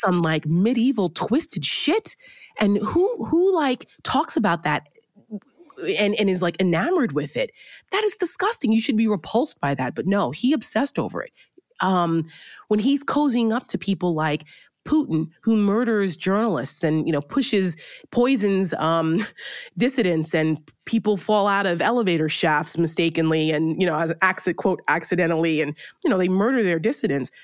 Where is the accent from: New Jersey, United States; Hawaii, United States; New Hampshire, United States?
New Jersey, United States; Bergen County; I grew up in New Jersey, right outside New York City